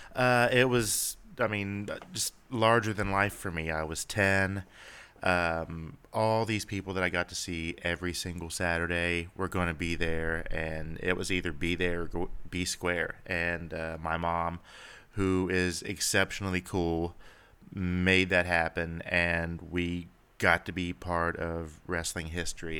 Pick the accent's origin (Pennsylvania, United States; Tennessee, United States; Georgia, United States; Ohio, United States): Ohio, United States; Cincinnati; growing up around the Cincinnati area